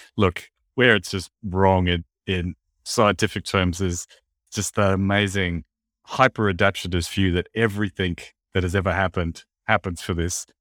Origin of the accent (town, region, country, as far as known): Australia